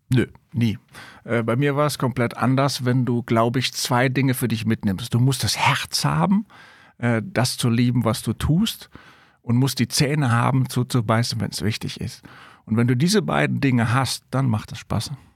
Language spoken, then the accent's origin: German; Rhineland, Germany; ich bin Rheinländer